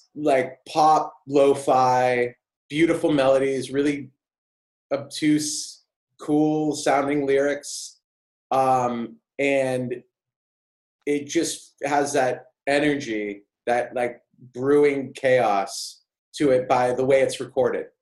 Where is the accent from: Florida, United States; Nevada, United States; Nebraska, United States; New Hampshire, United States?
New Hampshire, United States; Auburn; I grew up in New Hampshire, uh, a really small town called, called Auburn